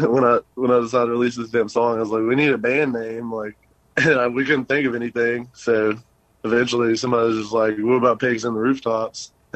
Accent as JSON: {"language": "English", "country": "France", "lives_now": "Lubbock, United States", "said": "Yeah, I'm from France. I was talking to this girl from Paris, like right before I moved to Lubbock, like that summer, same summer."}